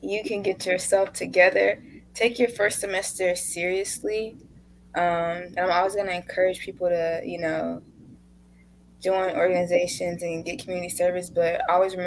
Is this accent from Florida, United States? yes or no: yes; West Palm Beach, Florida, United States; I'm from West Palm Beach, Florida